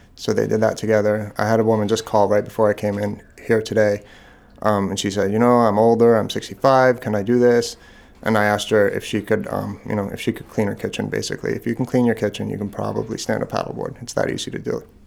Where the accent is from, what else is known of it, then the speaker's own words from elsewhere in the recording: Long Island, New York, United States; also born or lived in Boston; now in Maine, United States; I grew up on Long Island in New York